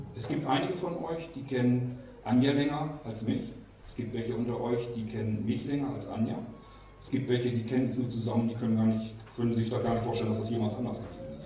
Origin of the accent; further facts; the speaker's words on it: Germany; moved away as an adult; also born or lived in near Kiel, Germany; und zwar bin ich groß geworden in Barnburg und ich bin umgezogen dann nach Armsen. Das ist bei Kiel